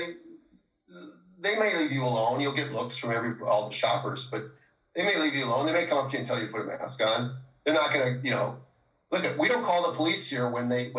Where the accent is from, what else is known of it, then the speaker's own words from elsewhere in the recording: Minnesota, United States; now in California, United States; I'm from Minnesota